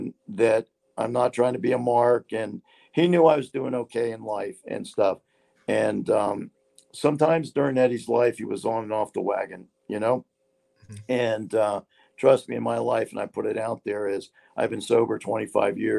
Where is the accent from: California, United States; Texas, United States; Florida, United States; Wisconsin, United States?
Florida, United States; Hialeah; I grew up in Hialeah.